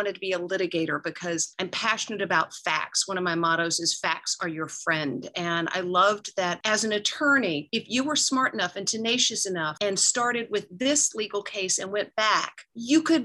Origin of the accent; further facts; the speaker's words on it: Georgia, United States; I represented my home state of Georgia in the America's Junior Miss Contest